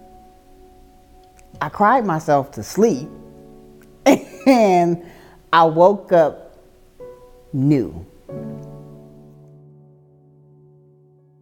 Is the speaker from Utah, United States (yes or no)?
no; Oakland, California, United States; moved away as an adult; now in Houston, United States; I am originally from Oakland, California, the Bay Area